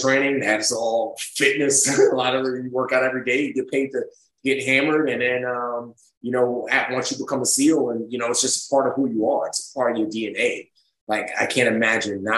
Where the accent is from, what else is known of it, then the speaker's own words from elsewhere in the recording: New York City, New York, United States; also born or lived in Nigeria; growing up in the Bronx